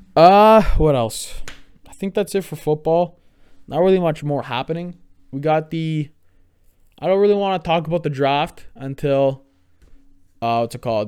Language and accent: English; Canada; I'm a Canadian